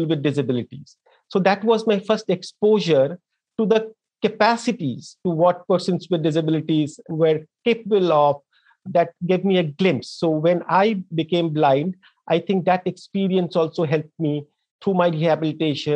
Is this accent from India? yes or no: yes; Darjeeling, West Bengal, India; moved away as an adult; I grew up in a small town in India, in the eastern part of India, in a district called Darjeeling that makes tea